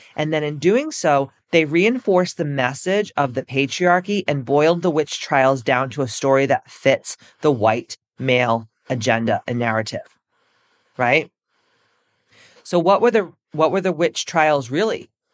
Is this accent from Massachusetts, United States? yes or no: yes; Massachusetts, United States; I'm from Massachusetts